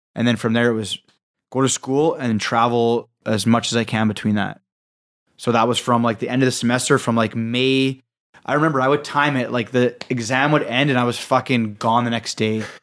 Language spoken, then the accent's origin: English; Canada; we're from Canada